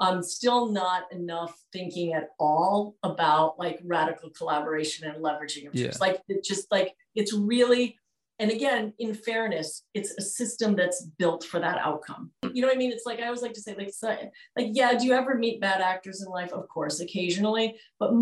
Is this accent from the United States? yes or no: yes; New York City, New York, United States; moved away; also born or lived in Vermont; I grew up in Manhattan and started my career there